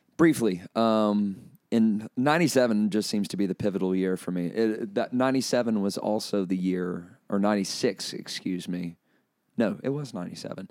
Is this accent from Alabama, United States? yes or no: yes; Chelsea, Alabama, United States; also born or lived in Colorado; grew up in Chelsea, born and raised there, moved all over the state of Alabama uh, as a pastor's son